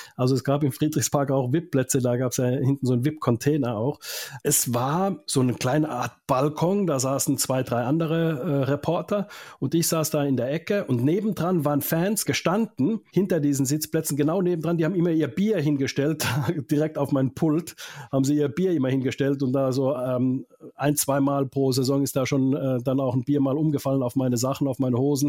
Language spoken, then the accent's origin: German; Finland; moved away; also born or lived in Mannheim, Germany; aus meiner Heimat auch in Finnland